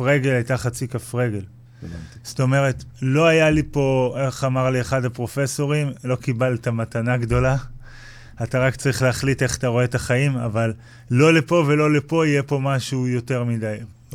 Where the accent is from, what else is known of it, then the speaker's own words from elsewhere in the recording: Kfar Blum, Northern District, Israel; אני מקיבוץ כפר בלום במקור